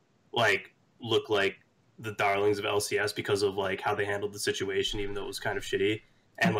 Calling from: Long Island, New York, United States; I'm calling from Long Island.

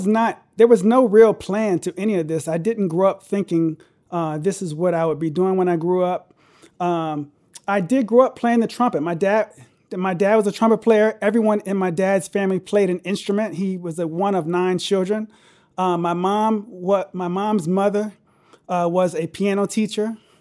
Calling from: Glenelg, Maryland, United States; I'm in between Baltimore and D.C., an area called Glen Elg.

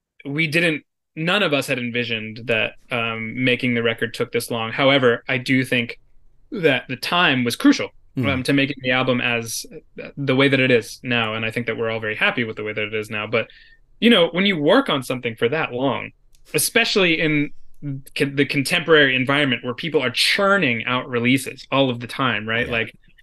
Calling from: New York, United States; because I'm calling in from New York, the woods of mid-state New York.

